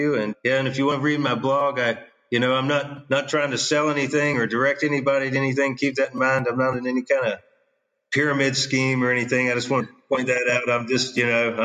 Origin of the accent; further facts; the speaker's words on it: Virginia, United States; moved away as an adult; also born or lived in Australia; I came from Virginia